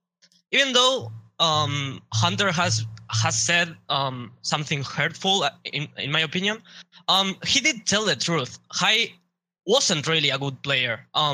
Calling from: Montevideo, Uruguay; I'm calling from Montevideo, Uruguay.

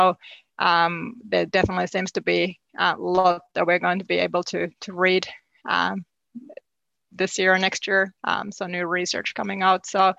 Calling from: New Zealand; I am, yes. I mean, I guess life in New Zealand, sometimes you do feel like you're living in this kind of alternative reality

